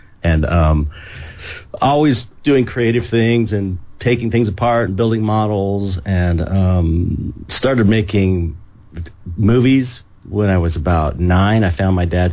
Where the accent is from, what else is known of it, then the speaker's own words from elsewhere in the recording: San Pedro, California, United States; I grew up in San Pedro, California, which is a little port town, out about 45 minutes outside of Los Angeles.